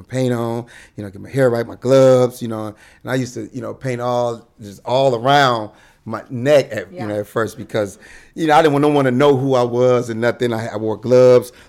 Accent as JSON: {"language": "English", "town": "Detroit", "region": "Michigan", "country": "United States", "moved": "yes", "lives_now": "Los Angeles, United States", "said": "I'm from Detroit, Michigan."}